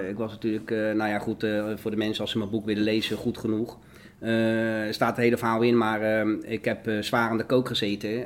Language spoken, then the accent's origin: Dutch; The Hague, South Holland, Netherlands; ik kom uit de Schilderswijk. Ik kom uit een, uh, uit een eh, ja, behoorlijke criminele achterbuurt was dat, zeg maar, waar ik opgroeide